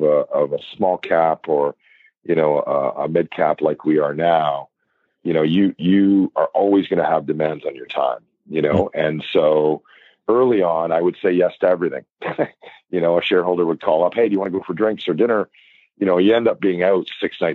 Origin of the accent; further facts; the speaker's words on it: Toronto, Ontario, Canada; moved away as an adult; now in Vancouver, Canada; I'm born and bred in Toronto, Scarborough